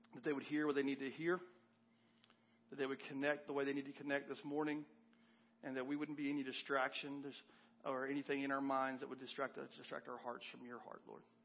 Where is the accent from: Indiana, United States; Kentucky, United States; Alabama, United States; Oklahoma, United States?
Kentucky, United States; moved away; I'm from Kentucky originally, and I was home a few months ago visiting my parents, and I asked one of these guys I grew up going to church